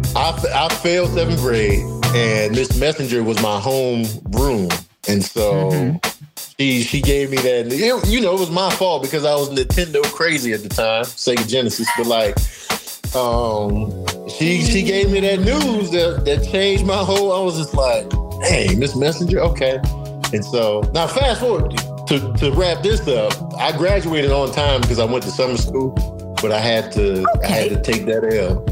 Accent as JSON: {"language": "English", "town": "Chicago", "region": "Illinois", "country": "United States", "tie": "born or raised there", "said": "I grew up in Chicago and Chicago, my experience is south side of Chicago"}